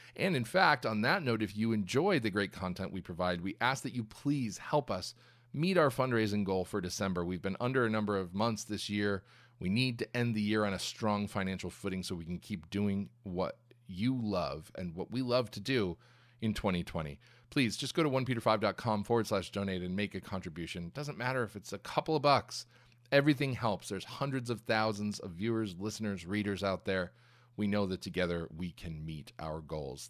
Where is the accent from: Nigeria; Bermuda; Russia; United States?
United States; all the Americans, we come from Europe